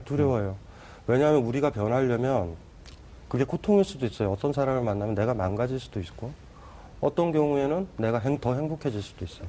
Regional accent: South Korea; 내가 한국인임을

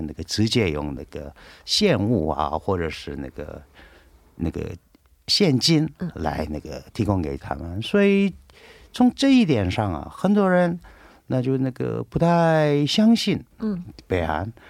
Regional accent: South Korea; 我是韩国人

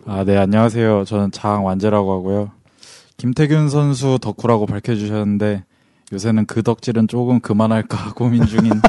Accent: Cheongju, North Chungcheong, South Korea; 저기 청주가 고향입니다.

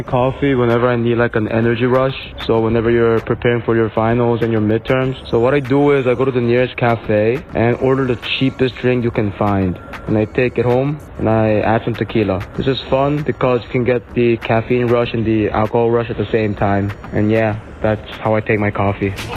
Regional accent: Busan, South Korea; I'm from Busan

